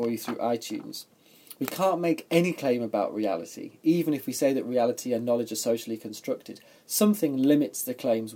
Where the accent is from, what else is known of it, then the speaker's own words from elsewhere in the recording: England, United Kingdom; I'm an Englishman, as you might have already told by my accent.